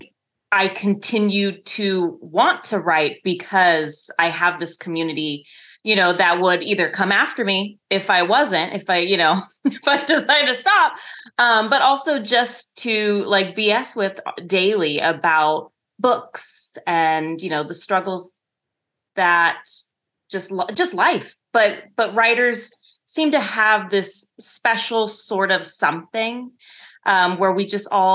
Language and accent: English; Northern California, United States; also born or lived in Bay Area, California / Los Angeles / Hawaii; I grew up in a tiny town in Northern California. And when I think I was about 11 or 12, we moved to the Bay Area